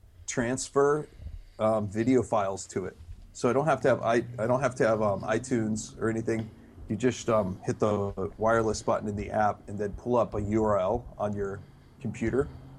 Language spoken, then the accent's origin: English; Japan; I remember when I was a missionary kid in Japan, I grew up in Japan, my parents were missionaries there.